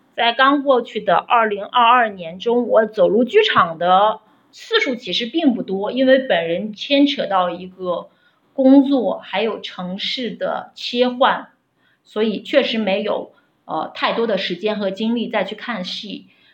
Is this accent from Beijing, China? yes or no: no; Xi'an, Shaanxi, China; 我的家乡是陕西西安